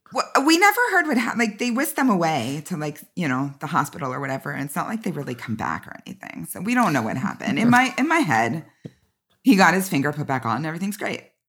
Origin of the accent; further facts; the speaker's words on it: Southern California, United States; I'm from Southern California, born and raised